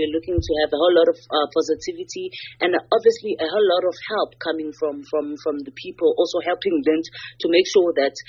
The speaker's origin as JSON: {"language": "English", "country": "South Africa", "said": "we as South African women"}